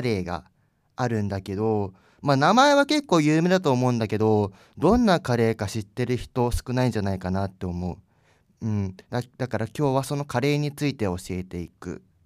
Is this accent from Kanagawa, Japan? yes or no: yes; Yokosuka, Kanagawa, Japan; 私の地元は神奈川県の横須賀市で